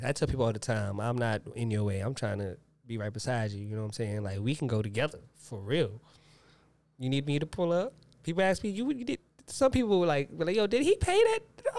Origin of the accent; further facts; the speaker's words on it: the South, United States; I'm from the South. I'm going to have to go ….